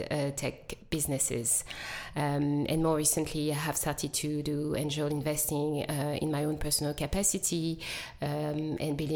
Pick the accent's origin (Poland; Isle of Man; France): France; Paris, Île-de-France; English is a second language; moved away as an adult; also born or lived in Democratic Republic of the Congo / London, United Kingdom; now in Cape Town, South Africa; I am originally and proudly from DRC. I grew up in France, did my schooling in Paris